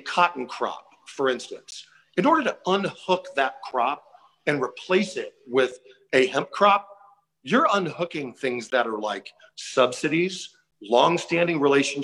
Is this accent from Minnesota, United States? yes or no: no; Tampa, Florida, United States; I grew up in the South in Tampa